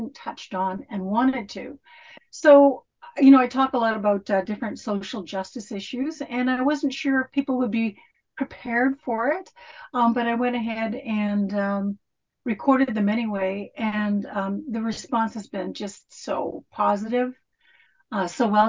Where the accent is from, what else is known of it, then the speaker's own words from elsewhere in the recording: Churchill, Manitoba, Canada; now in Fort Saskatchewan, Canada; I'm originally from Churchill, Manitoba.